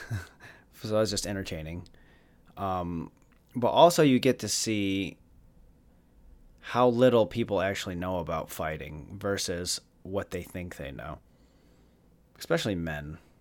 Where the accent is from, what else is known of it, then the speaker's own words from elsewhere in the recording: Jackson, Michigan, United States; in Jackson, uh, in Jackson, my hometown